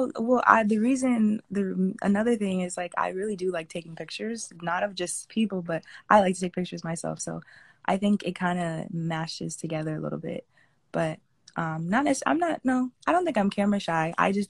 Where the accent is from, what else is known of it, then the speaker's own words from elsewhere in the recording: Fort Lauderdale, Florida, United States; So I was born in Florida, and I've been in Florida ever since, specifically from Fort Lauderdale, Florida.